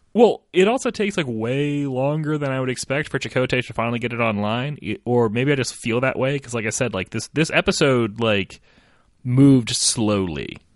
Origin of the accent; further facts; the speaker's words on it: United States; I'm American